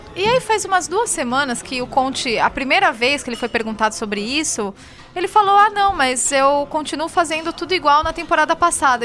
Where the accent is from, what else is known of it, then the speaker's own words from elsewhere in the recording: São Paulo, Brazil; Aí eu, de São Paulo